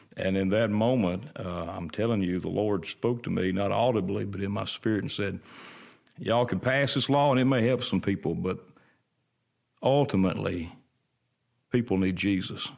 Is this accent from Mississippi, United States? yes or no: yes; Brandon, Mississippi, United States; I was born and raised, uh, between Florence and Brandon on Highway four sixty-eight.